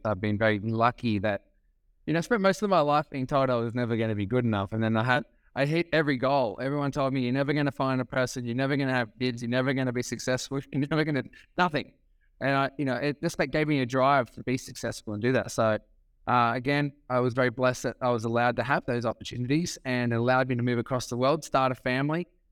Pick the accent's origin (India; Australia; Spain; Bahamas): Australia; Sydney, New South Wales; moved away as an adult; now in California, United States; I am from Australia. Um, born on Sydney's northern beaches, so I love living in California